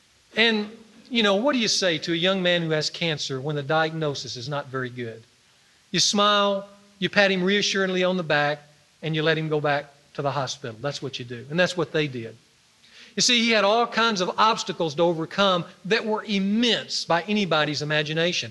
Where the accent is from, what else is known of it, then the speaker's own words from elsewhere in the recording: Ruston, Louisiana, United States; moved away; he was a football star for my high school that I went to when I grew up in Ruston